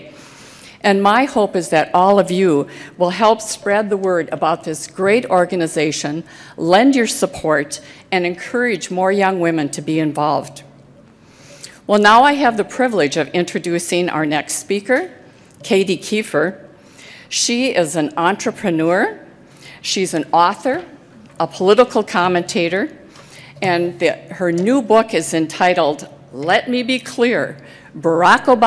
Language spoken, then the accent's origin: English; Minnesota, United States; here in my home state of Minnesota